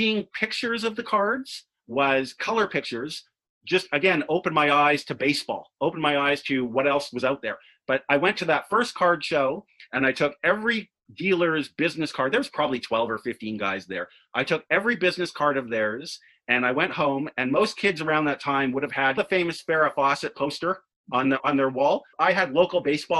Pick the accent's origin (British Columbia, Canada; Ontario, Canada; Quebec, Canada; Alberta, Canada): British Columbia, Canada; Vancouver; born and raised in Vancouver